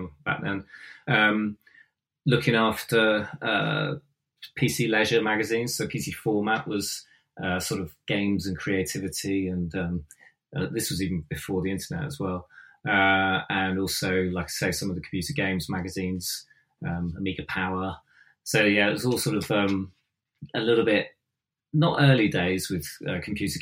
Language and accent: English; Devon, South West England, United Kingdom; moved away; also born or lived in London / Bath; I come from Devon